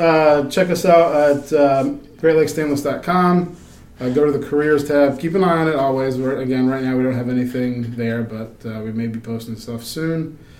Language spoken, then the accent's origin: English; United States; moved away as an adult; also born or lived in Virginia; I grew up on Chesapeake Bay.